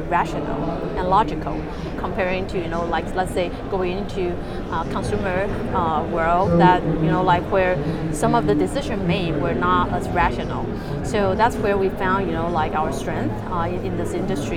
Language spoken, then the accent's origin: English; Taipei, Taiwan; moved away as an adult; also born or lived in United States; So I was born and raised in Taiwan, Taipei, and grew up there, did my undergrad there as well.